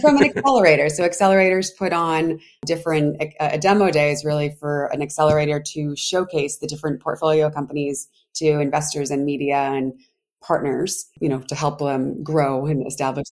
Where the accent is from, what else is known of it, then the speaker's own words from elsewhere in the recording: Providence, Rhode Island, United States; moved away as an adult; also born or lived in Washington, District of Columbia, United States / New York; I'm from Providence, Rhode Island. So originally Rhodey